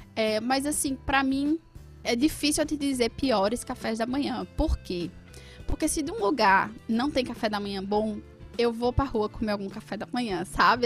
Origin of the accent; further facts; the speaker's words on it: Agreste, Northeast Brazil, Brazil; Eu sou do Agreste